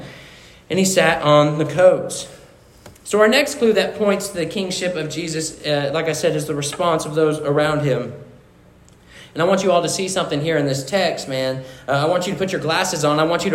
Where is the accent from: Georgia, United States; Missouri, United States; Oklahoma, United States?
Missouri, United States; So I grew up in Missouri, and I grew up on a foxtrotter farm